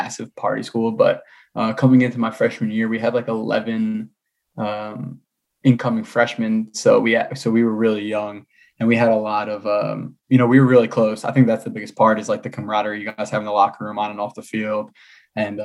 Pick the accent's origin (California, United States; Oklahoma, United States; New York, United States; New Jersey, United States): New Jersey, United States; New Jersey. Born and raised.